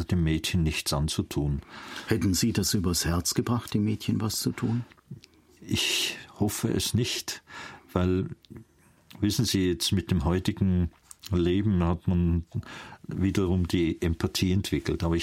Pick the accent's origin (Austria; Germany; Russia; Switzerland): Austria; Vienna; Aufgrund meiner Sprache merken Sie, dass ich keinen Schweizer Akzent habe, sondern ich bin in Wien geboren. Und ich bin ein Wiener, meine Eltern sind auch Wiener.